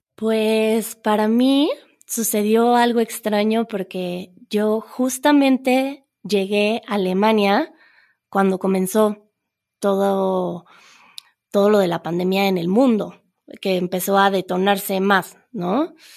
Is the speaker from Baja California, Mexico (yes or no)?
no; Mexico City, Mexico; moved away; Las personas que crecimos en la Ciudad de México